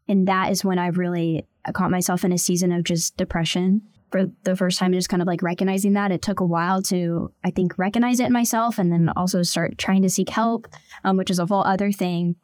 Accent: Tulsa, Oklahoma, United States; also born or lived in Bixby, Oklahoma; I was born and raised in Tulsa, Oklahoma, so I am an Oklahoma girl through and through

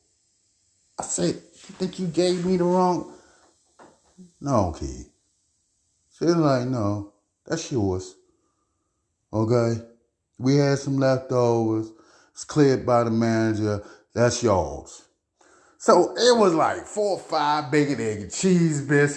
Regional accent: Baltimore, Maryland, United States; I'm from East Baltimore. East Baltimore, our main travel back then is you cut through alleys.

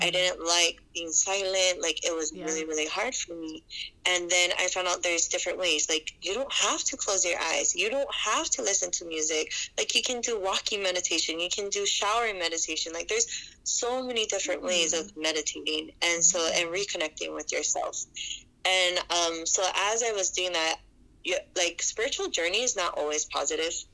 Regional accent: Hawaii, United States; also born or lived in Colorado; I was born in Colorado, and then I was raised in Hawaii ever since I was like four

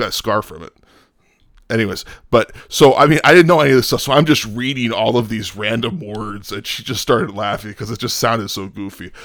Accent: outside Chicago, Illinois, United States; moved away; also born or lived in Talladega, Alabama; I grew up outside Chicago

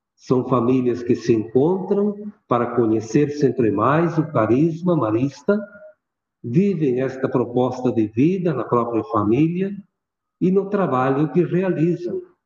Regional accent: Antônio Prado, Rio Grande do Sul, Brazil; also born or lived in Veranópolis / Garibaldi / Porto Alegre / Bom Princípio; now in Passo Fundo, Brazil; Eu sou natural da Serra Gaúcha, município de Antônio Prado. E até os 16 anos vivi no interior.

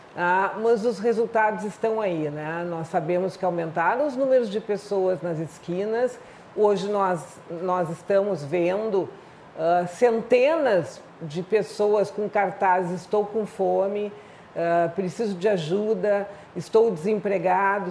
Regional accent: Porto Alegre, Rio Grande do Sul, Brazil; 15 me meses em Porto Alegre, no Rio Grande do Sul

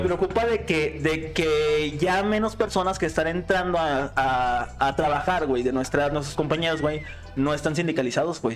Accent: Mexico; nosotros como mexicanos, güey, nuestra idiosincrasia

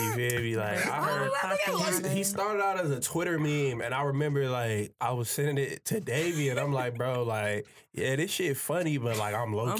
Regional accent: Chicago, Illinois, United States; I'm from Chicago.

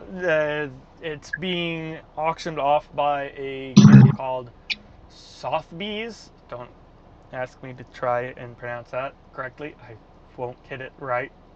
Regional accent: Tulsa, Oklahoma, United States; American Airlines has a huge maintenance base in Tulsa, where I'm from

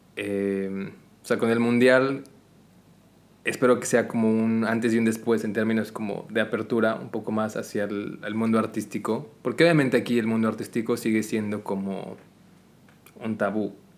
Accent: Mexico; now in Qatar; llegas aquí como latino, como mexicano específicamente

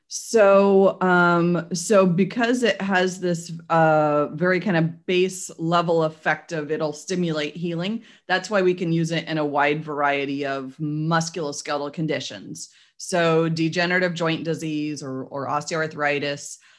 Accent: Portland, Oregon, United States; now in Salem, Oregon, United States; I grew up in Portland and after 30 something years living there

